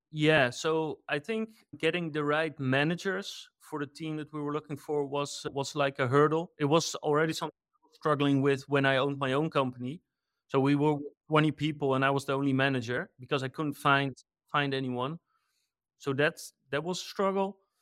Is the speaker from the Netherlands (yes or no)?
yes; Netherlands; I'm from the Netherlands